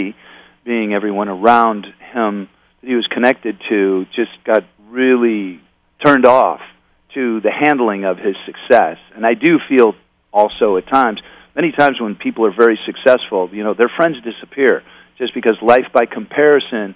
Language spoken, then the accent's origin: English; Oakland, California, United States; growing up in Oakland, I mean, or around Oakland